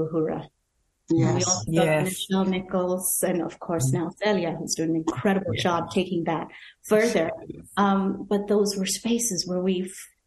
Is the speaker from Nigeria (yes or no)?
yes; Nigeria; growing up in Nigeria and watching Star Trek Next Generation